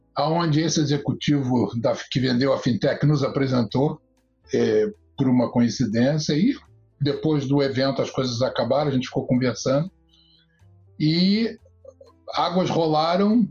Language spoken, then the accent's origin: Portuguese; Rio de Janeiro, Brazil; moved away as an adult; now in United States; Eu sou do Rio de Janeiro